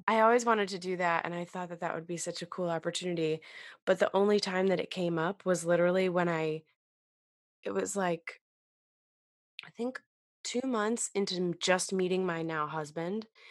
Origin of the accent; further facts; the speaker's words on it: Massachusetts, United States; now in Queens, United States; I'm from Mass, Massachusetts